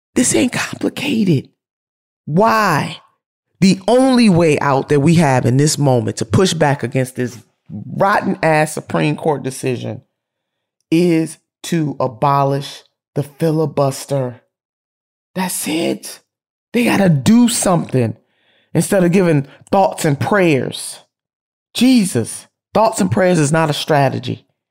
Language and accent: English; Ohio, United States; my home state of Ohio